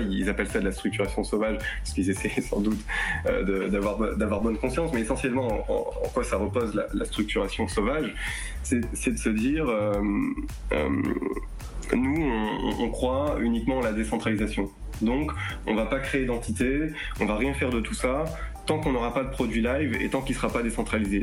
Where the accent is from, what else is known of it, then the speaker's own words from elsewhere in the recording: France; on est français